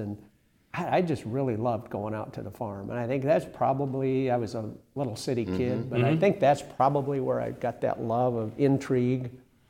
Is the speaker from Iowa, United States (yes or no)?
yes; North Central Iowa, United States; I grew up in North Central Iowa, a small town